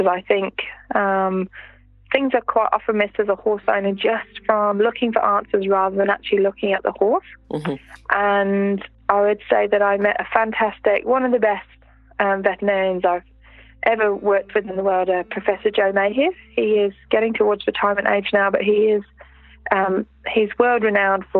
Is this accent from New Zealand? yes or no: yes; Alexandra, Otago, New Zealand; In Central Otago, where we are, I run them in my hometown, which is Alexandra